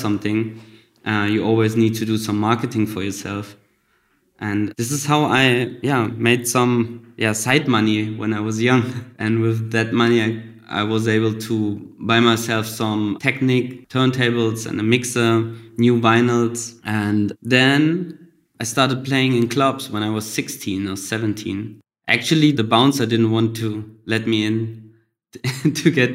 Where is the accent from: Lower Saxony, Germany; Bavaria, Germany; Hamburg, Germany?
Lower Saxony, Germany; Goslar; English is a second language; also born or lived in Budapest, Hungary; now in Berlin, Germany; so I grew up in Germany in a little town called Goslar.